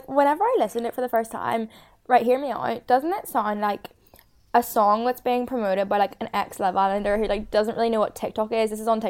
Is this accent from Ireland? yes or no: yes; Ireland